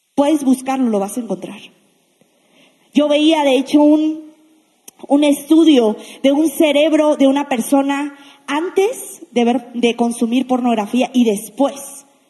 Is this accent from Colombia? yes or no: no; Mexico; La mayoría que estamos aquí somos mexicanos